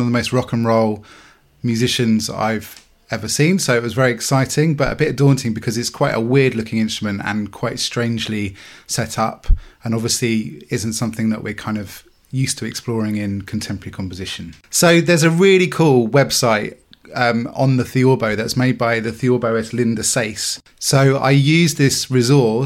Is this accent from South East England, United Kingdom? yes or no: yes; Chatham, South East England, United Kingdom; now in Southampton, United Kingdom; I live in Southampton, but I grew up in Chatham in Kent